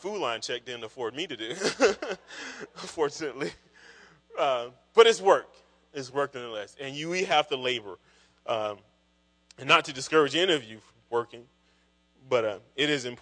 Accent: Kinston, North Carolina, United States; moved away as an adult; also born or lived in Raleigh, North Carolina; I grew up in Kinston, North Carolina, which is pretty rural, eastern part of North Carolina

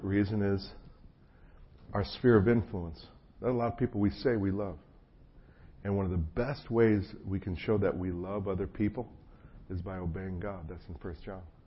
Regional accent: New Jersey, United States; moved away as an adult; also born or lived in Chapel Hill, North Carolina; I was raised in New Jersey.

